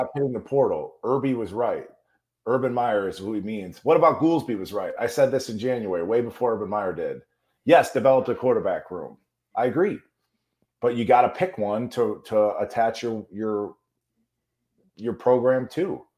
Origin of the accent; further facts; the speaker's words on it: Chicago, Illinois, United States; I grew up in Chicago